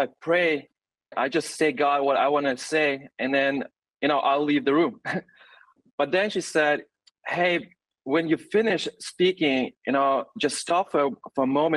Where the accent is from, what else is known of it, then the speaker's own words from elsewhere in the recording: Germany; moved away as an adult; also born or lived in Russia; now in Tanzania; I was born actually in Russia and grew up in Germany. So I consider myself more German than Russian.